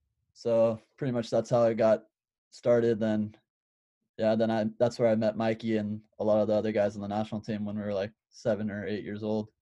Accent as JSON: {"language": "English", "town": "Moorpark", "region": "California", "country": "United States", "tie": "born or raised there", "said": "I'm from the Moorpark area, Southern California, and there's a big hockey community, and there's a big, I guess, Indian community"}